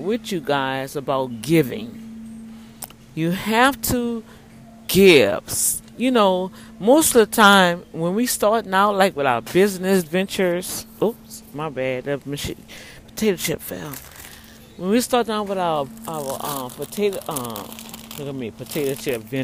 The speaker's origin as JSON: {"language": "English", "town": "New Orleans", "region": "Louisiana", "country": "United States", "moved": "yes", "lives_now": "Houston, United States", "said": "I'm really from New Orleans"}